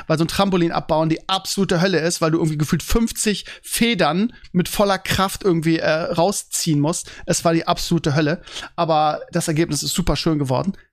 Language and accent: German; Bremen, Germany; Früher gab es sowas jede Woche. Bei uns in Bremen, das weiß ich noch, gab es jeden Samstag um, was weiß ich, Vormittag gab es einen Flohmarkt direkt an der Weser.